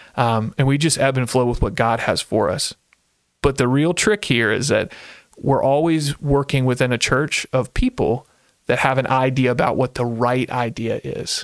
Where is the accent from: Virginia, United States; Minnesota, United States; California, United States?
Virginia, United States; Central; moved away as an adult; now in Ohio, United States; I grew up in Central Virginia